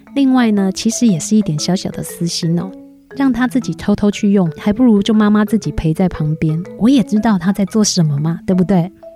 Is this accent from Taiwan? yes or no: yes; Taiwan; 我们台湾人呐